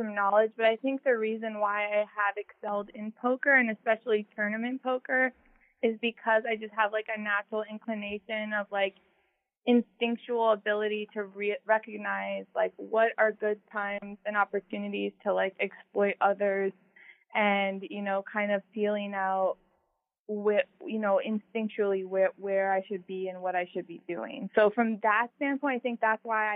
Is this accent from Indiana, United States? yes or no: no; Phoenix, Arizona, United States; also born or lived in Wisconsin; originally I'm from Wisconsin, but I do reside in Phoenix, Arizona, and I've lived here most of my life, so I would say Phoenix